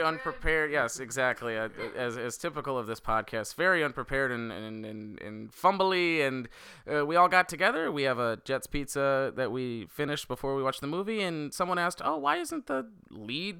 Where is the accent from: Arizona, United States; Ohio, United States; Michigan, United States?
Michigan, United States; I'm from Michigan